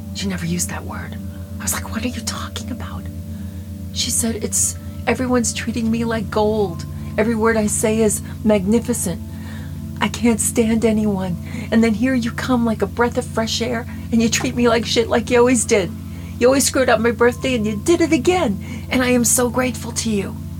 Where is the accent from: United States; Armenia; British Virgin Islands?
United States; Long Island, New York; moved away; also born or lived in Dallas; We're both from Long Island.